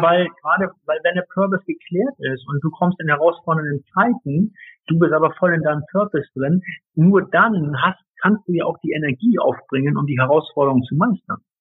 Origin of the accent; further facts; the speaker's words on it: Hamburg, Germany; als Hamburger Jung, ich komme ja ursprünglich aus Hamburg vom flachen Land